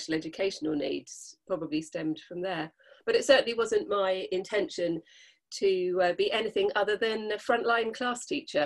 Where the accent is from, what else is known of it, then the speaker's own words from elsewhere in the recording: London, United Kingdom; moved away as an adult; now in Dorset, United Kingdom; I was born in London, so I was kind of used to, being in that kind of society